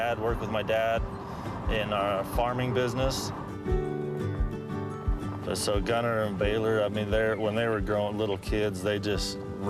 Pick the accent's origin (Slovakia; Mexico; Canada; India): Mexico; Colonia Juarez, Chihuahua; I'm Baylor and Gunner and Tate and Remy's dad. I'm from Colonia Juarez, Mexico, down in the Mormon colonies. I was born down there, raised down there most of my life. After I got married, moved back down there